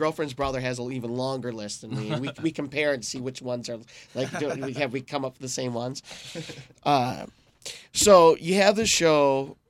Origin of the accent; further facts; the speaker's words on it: Romeo, Michigan, United States; I grew up in Romeo.